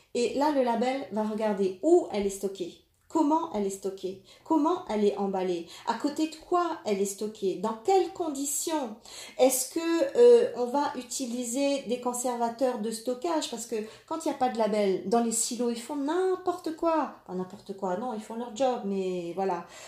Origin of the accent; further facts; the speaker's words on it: France; Chez nous, en France